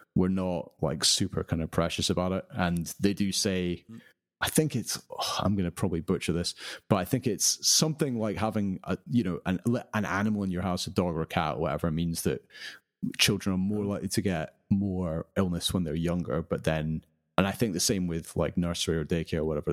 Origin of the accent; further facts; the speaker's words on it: United Kingdom; being British